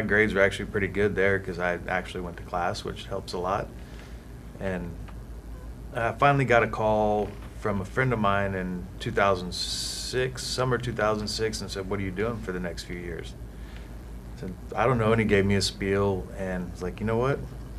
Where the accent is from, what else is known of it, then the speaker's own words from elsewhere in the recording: Katy, Texas, United States; moved away as an adult; So I grew up in Houston, Texas, in Katy, Texas, just outside of Houston